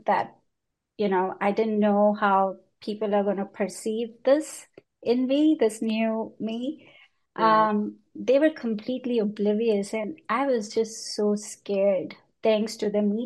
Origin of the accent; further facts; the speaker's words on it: India; moved away as an adult; also born or lived in United Kingdom / Hong Kong; now in New York, United States; I grew up in India. And I left India when I was 20 years